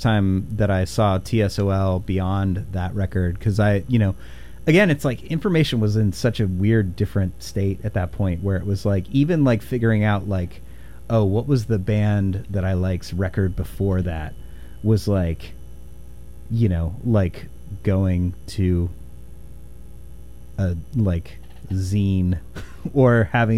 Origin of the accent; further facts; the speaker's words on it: Indiana, United States; moved away as an adult; also born or lived in Olympia, Washington; now in Pacific Northwest, United States; my love of hair metal growing up in Indiana